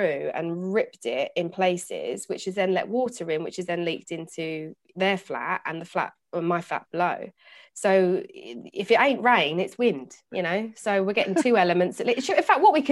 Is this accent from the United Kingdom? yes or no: yes; United Kingdom; me and Matt are British